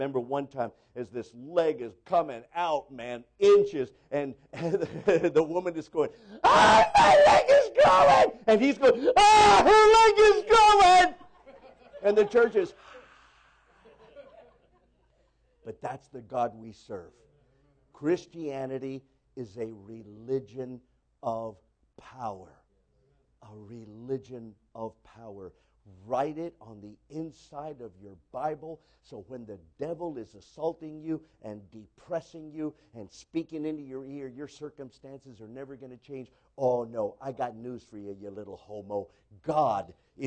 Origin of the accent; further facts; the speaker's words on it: San Diego, California, United States; I was born in San Diego. You know, California.